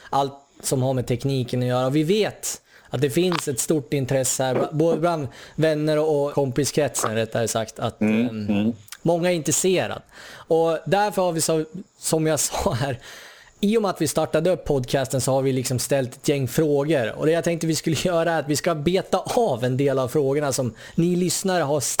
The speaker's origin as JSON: {"language": "Swedish", "town": "Sundsvall", "region": "Västernorrland County", "country": "Sweden", "moved": "yes", "said": "Vi, vi kommer ju från Sundsvall kan vi väl säga i grund och botten. Ja. Det hör man ju från dialekten om inte annat. Av någon anledning så lyckas vi träffas på samma gata i Sydney här"}